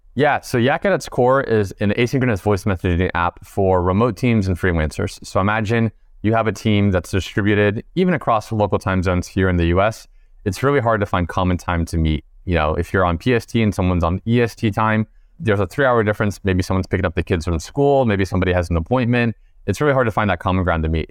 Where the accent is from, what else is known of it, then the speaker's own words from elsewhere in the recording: East Coast, United States; we're all from the East Coast